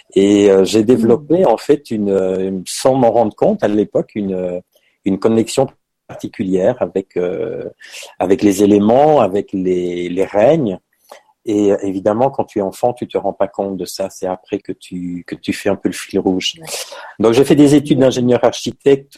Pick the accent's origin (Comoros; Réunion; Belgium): Belgium; moved away as an adult; now in Paris, France; je suis belge hein, parce que je tiens à ça. Voilà, c'est, je suis né en Belgique, j'ai vécu en Belgique